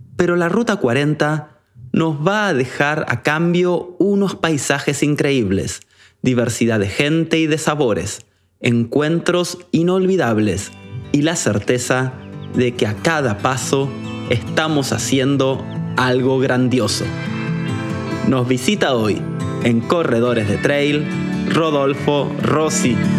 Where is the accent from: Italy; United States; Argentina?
Argentina; todos los que somos de Argentina